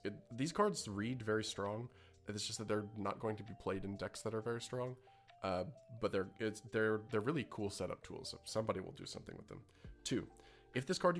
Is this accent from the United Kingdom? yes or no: no; Canada; As a Canadian